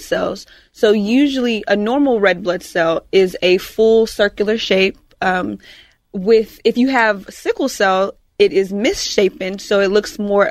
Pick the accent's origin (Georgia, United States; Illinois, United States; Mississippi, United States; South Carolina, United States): Georgia, United States; now in Houston, United States; I was born in Georgia.